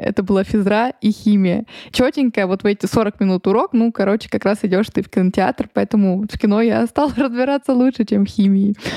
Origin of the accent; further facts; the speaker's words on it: Moscow, Russia; мы зажравшиеся москвичи